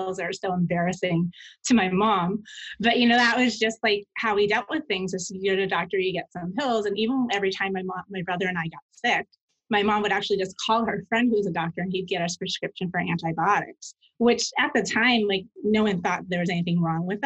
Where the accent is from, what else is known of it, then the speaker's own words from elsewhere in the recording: New York, United States; I grew up in New York in an Italian family